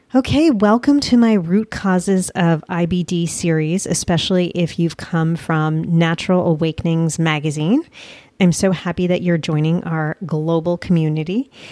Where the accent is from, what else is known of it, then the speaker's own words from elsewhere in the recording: United States; also born or lived in Colombia; as Americans